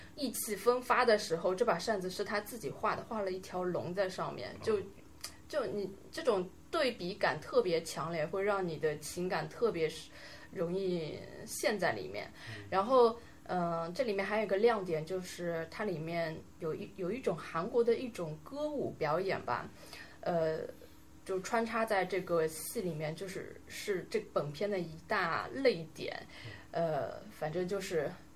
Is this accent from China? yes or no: yes; China; 就是我们中国人去看